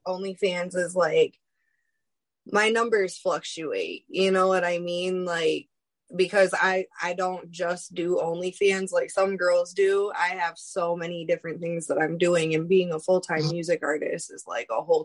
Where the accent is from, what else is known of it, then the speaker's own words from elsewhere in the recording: Lansing, Michigan, United States; I'm from Lansing, Michigan.